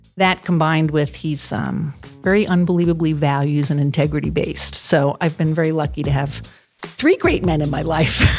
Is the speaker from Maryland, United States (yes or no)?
yes; Maryland, United States; moved away as an adult; also born or lived in Virginia; now in Columbus, United States; I was from Maryland